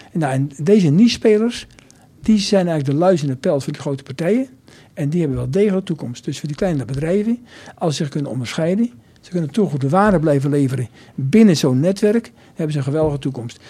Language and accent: Dutch; Nijmegen, Gelderland, Netherlands; also born or lived in near Arnhem; ik ben in Nijmegen opgegroeid